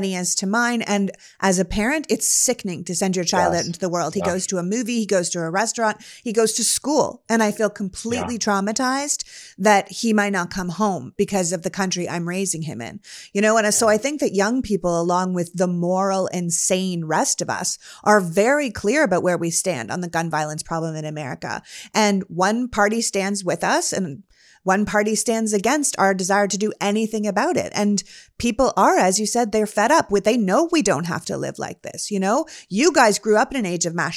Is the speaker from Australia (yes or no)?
no; Canada; now in United States; I was born and raised in Canada